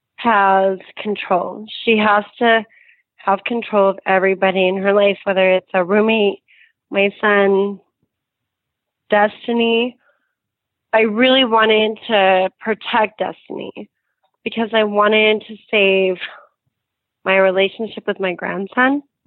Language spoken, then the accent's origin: English; Reno, Nevada, United States; I grew up in Reno